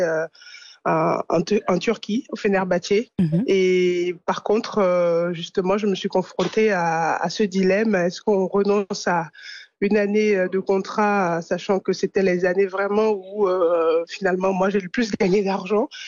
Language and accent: French; France; also born or lived in Italy; en tant que Française